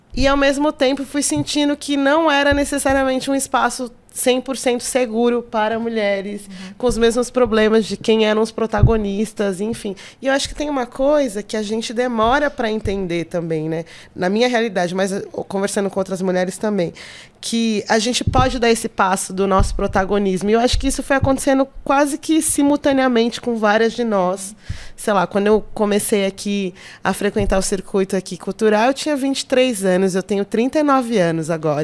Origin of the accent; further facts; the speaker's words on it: São Paulo, Brazil; also born or lived in Pernambuco; eu praticamente fui criada no Jardim Birapuera, assim, e eu gosto de ser cria do Jardim Birapuera, da Zona Sul.